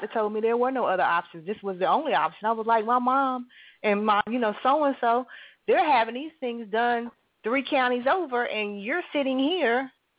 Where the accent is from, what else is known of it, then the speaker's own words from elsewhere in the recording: Hillsborough, North Carolina, United States; I'm from Hillsboro, which is, you know, Raleigh-Durham in North Carolina.